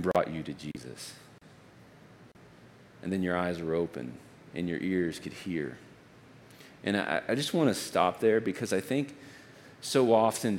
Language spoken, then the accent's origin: English; Texas, United States; I'm from Texas.